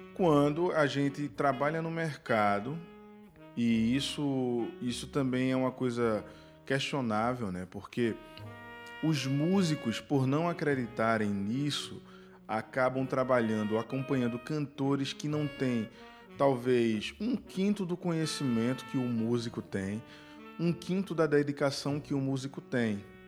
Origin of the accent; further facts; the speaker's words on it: Northeast Region, Brazil; A gente hum. vem do Nordeste